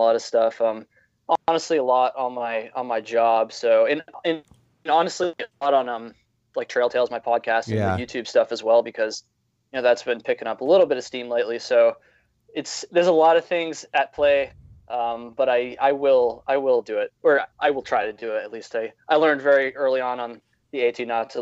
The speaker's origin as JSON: {"language": "English", "town": "Burlington", "region": "Vermont", "country": "United States", "said": "I'm from Vermont"}